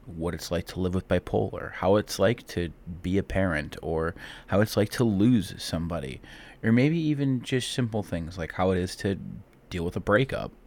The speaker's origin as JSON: {"language": "English", "town": "Cleveland", "region": "Ohio", "country": "United States", "said": "I'm from Cleveland, Ohio"}